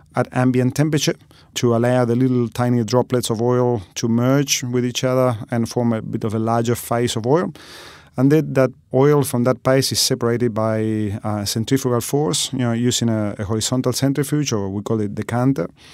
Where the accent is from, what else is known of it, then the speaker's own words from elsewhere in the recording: Argentina; moved away as an adult; now in Australia; I'm originally from Argentina